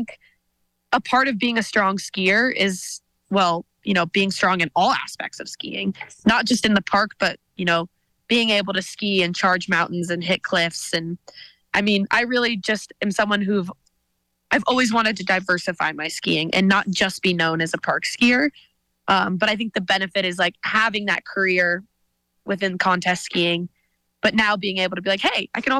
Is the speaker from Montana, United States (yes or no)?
yes; Whitefish, Montana, United States; growing up in Whitefish, my dad is a total ski bum